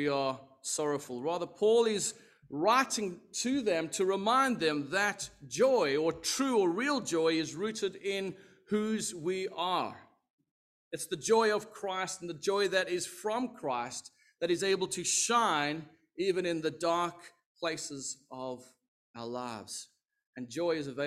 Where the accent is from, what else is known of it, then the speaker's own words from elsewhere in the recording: South Africa; I am South African, if you were wondering, from the Southern Hemisphere.